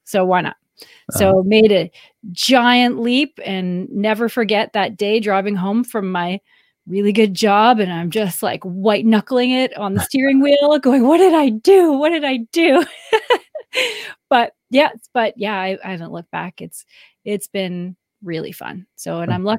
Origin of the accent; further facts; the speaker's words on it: Canada; I'm Canadian, married to an American, and I live